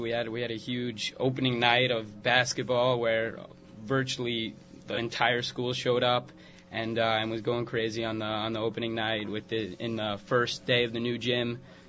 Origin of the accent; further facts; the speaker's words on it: Teaneck, New Jersey, United States; I'm from Teaneck.